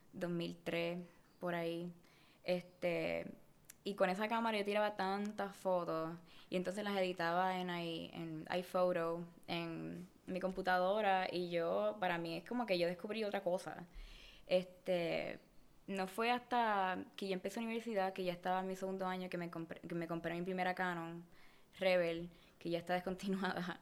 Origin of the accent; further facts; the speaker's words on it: Puerto Rico; moved away as an adult; now in Los Angeles, United States; cuando yo me fui de Puerto Rico